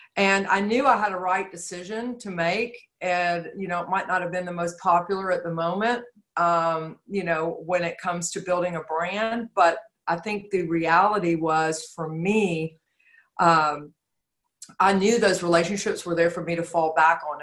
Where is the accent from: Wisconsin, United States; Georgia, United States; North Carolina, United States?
Georgia, United States; I'm from Georgia. The natural resource here is clay